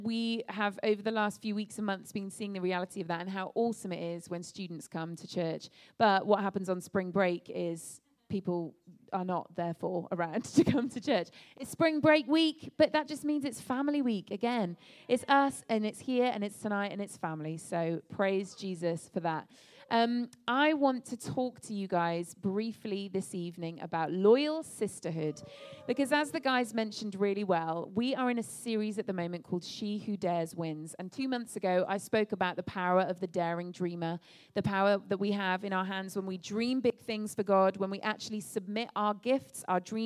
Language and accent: English; England, United Kingdom; moved away as an adult; I'm from England. My family and I moved over here a few months ago to start this church.